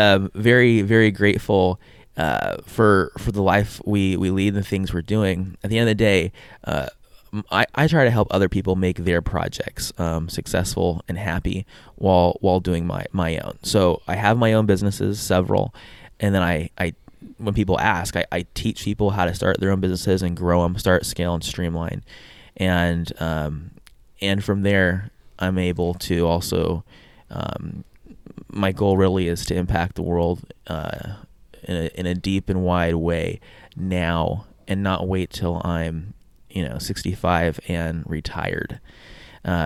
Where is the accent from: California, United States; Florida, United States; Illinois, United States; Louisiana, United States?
California, United States; San Diego; moved away as an adult; also born or lived in Brazil; now in Hawaii, United States; But I'm born and raised in San Diego. I lived there my whole life until I was about 19. Then I lived in Brazil for a couple years doing missionary work, and then I moved to Hawaii where I did school, and lived here in Hawaii ever since.